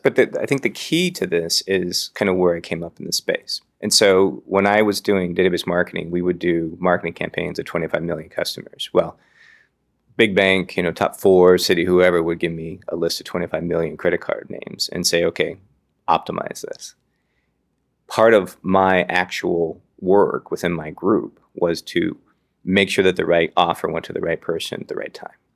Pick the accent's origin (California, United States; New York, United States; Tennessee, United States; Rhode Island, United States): California, United States; Redwood City; also born or lived in Berkeley, California / Oakland, California; I grew up on the peninsula. I grew up in Redwood City